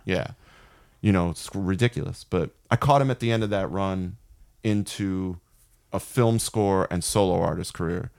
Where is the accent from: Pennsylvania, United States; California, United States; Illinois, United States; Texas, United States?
Pennsylvania, United States; Philadelphia suburbs; he and I grew up outside of Philly, really close to Philly, basically, like, Philly suburbs, like, on the border of Philly and, and, uh, what's called the Main Line